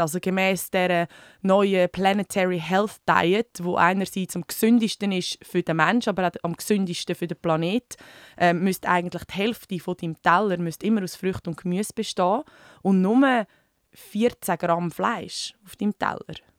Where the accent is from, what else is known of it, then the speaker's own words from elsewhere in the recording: Switzerland; bei uns in der Schweiz